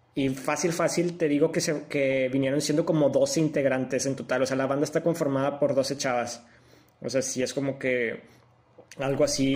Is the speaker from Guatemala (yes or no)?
no; Mexico; nosotros como siendo mexicanos